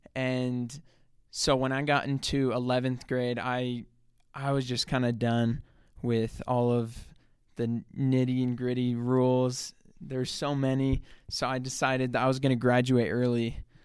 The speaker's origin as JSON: {"language": "English", "area": "south of Salt Lake City", "region": "Utah", "country": "United States", "tie": "born or raised there", "said": "I'm like twenty minutes salt, south of Salt Lake City. So I grew up there. That's where I've lived my whole life"}